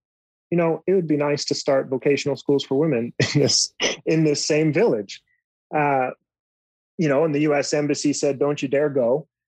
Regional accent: United States; I'm an American

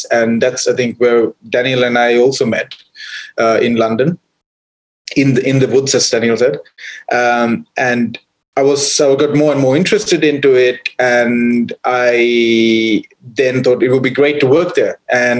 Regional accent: Sri Lanka; when I was growing up in Sri Lanka, into wildlife

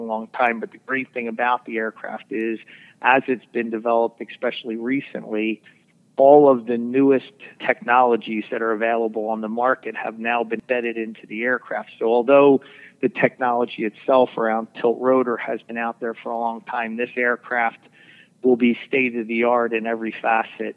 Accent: Philadelphia, Pennsylvania, United States; I grew up in Northeast Philadelphia

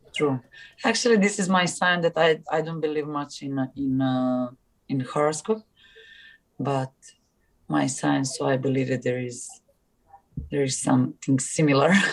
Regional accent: Serbia; English is a second language; moved away as an adult; also born or lived in Istanbul, Turkey; in Serbia

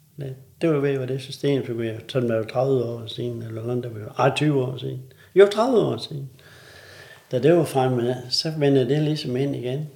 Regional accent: North Jutland and Thy, North Denmark Region, Denmark; nu kommer vi her fra Nordjylland og Thy

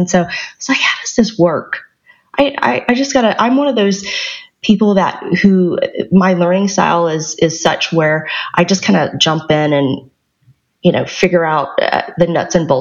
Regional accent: the South, United States; moved away as an adult; also born or lived in Alabama / Georgia / Silicon Valley; I grew up in the South. So I grew up in Alabama and Georgia

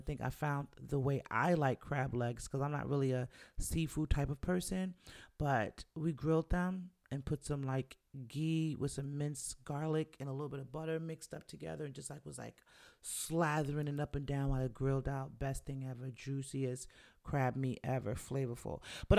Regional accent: Jamaica; the more proud I am of being black, being Jamaican, and just being the black woman that I am

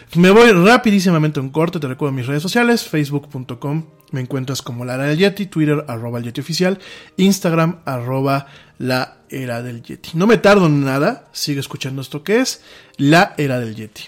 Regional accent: Mexico

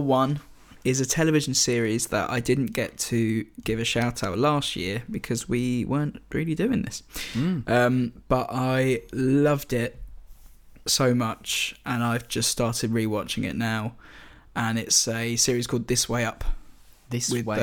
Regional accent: United Kingdom; I'm British

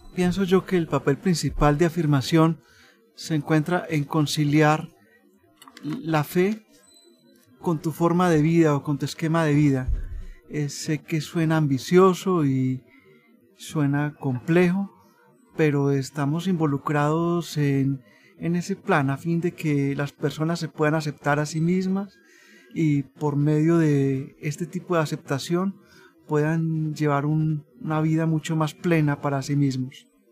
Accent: Colombia; soy de Colombia

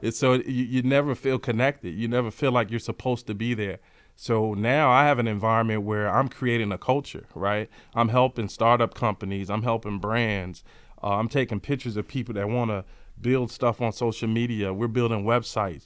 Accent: Chicago, Illinois, United States; Born and raised in Chicago, south side of Chicago.

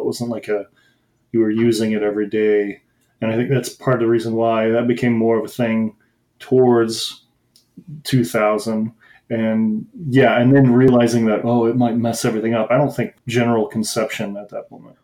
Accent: Midwest, United States; I grew up in the Midwest and like in like suburbs

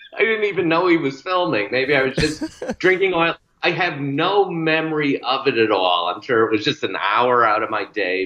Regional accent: Bristol, Connecticut, United States; the same tiny town I grew up in in Bristol, Connecticut

